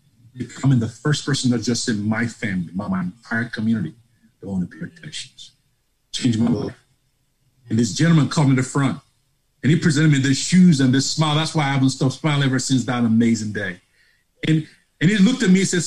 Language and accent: English; Lagos, Nigeria; moved away as an adult; also born or lived in Grand Forks, North Dakota; now in Charlotte, United States; you can tell from my accent, I'm not from Tennessee, nor North Carolina. I'm from Lagos, Nigeria